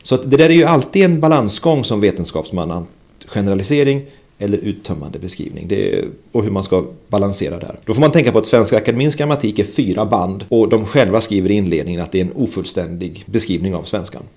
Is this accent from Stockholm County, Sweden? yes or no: no; Västergötland, Västra Götaland, Sweden; Som västgöte använder jag vart snarare än vart